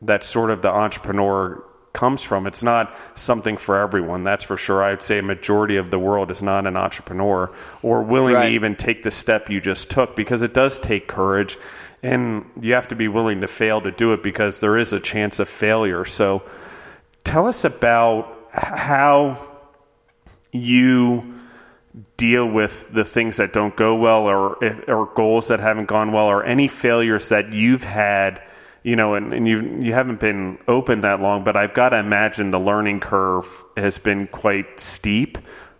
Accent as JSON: {"language": "English", "region": "Maryland", "country": "United States", "tie": "born or raised there", "also_born_or_lived": "Pennsylvania", "moved": "as an adult", "said": "I grew up in Maryland, but I went to college in Pennsylvania"}